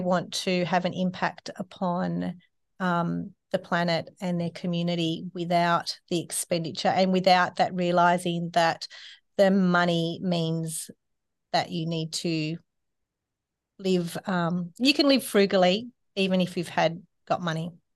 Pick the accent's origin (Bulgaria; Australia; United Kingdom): Australia; Sydney, New South Wales; my family, um, when I grew up in Sydney was not that way inclined